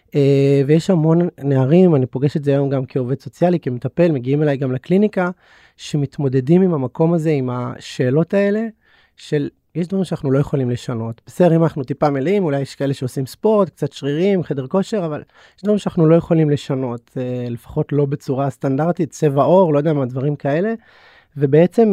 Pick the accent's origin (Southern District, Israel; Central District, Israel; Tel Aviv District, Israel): Tel Aviv District, Israel; Bnei Brak; גדלתי כחרדי בבני ברק